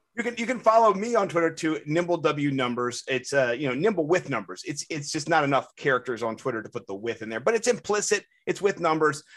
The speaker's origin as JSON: {"language": "English", "town": "Washington", "region": "District of Columbia", "country": "United States", "tie": "born or raised there", "said": "I grew up in Washington, D C"}